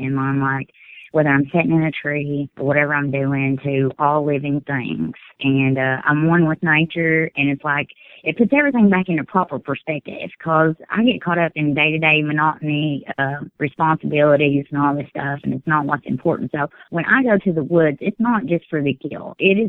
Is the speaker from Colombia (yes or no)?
no; Kentucky, United States; Whitley County.